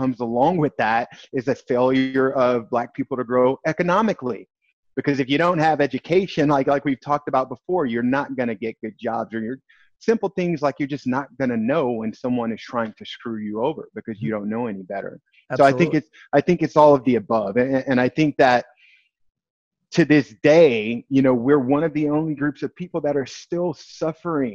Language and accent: English; East St. Louis, Illinois, United States; I grew up in East St. Louis, Illinois, right on the Illinois-Missouri border.